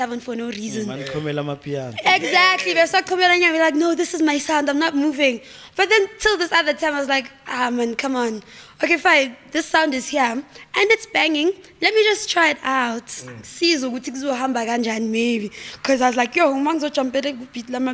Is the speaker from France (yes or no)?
no; Vosloorus, Gauteng, South Africa; we're all from Foslo